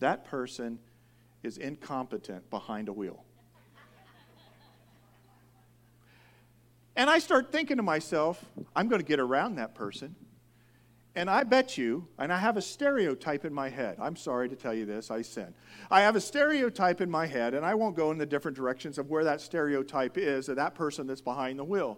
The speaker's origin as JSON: {"language": "English", "region": "Indiana", "country": "United States", "moved": "yes", "lives_now": "California, United States", "said": "I'm from Indiana."}